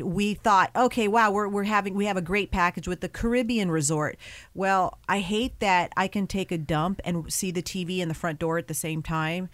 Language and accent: English; West Coast, United States; growing up on the West Coast